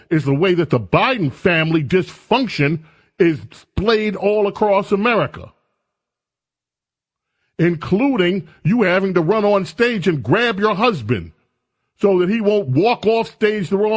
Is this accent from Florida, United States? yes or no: no; Buffalo, New York, United States; moved away; I was born in Buffalo, New York.